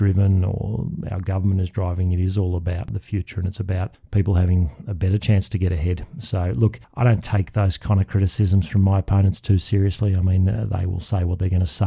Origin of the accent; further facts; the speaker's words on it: Canberra, Australian Capital Territory, Australia; growing up in Canberra